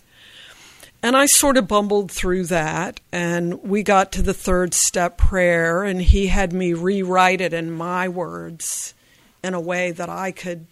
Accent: Virginia, United States; I grew up in Virginia

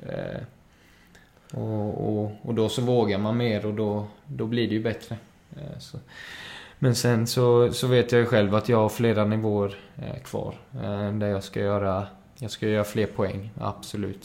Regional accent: Málaga, Marbella, Andalusia, Spain; now in Sweden; är uppväxt i Spanien så det är mycket kaffe con leche där

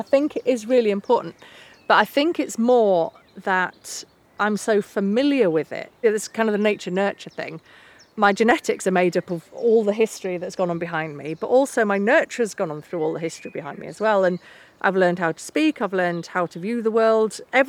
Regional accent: England, United Kingdom; But it's so hard to be proud of where you're from, especially with England and the whole colonialist narratives around it.

